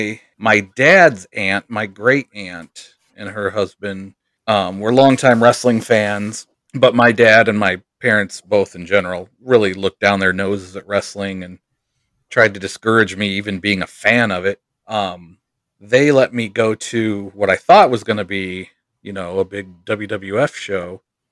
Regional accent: Goshen, Indiana, United States; I was born in Goshen, Indiana, which, for those not familiar, it's kind of close to Notre Dame, about an hour southeast.

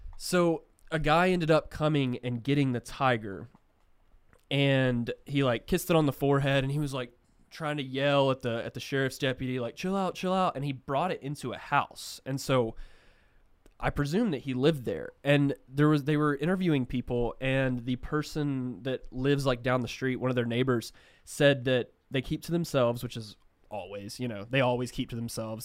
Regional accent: Texas, United States; we're from Texas

